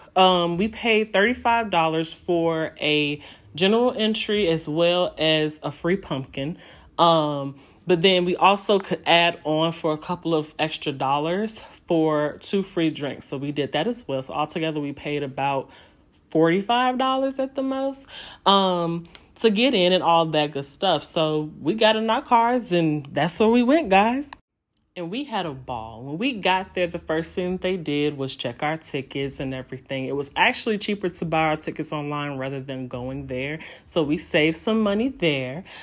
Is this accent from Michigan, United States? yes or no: no; Chicago, Illinois, United States; moved away as an adult; also born or lived in Indiana; I'm from Chicago